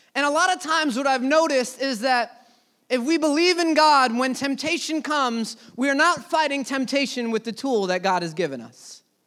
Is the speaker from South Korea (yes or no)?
no; United States; as an American church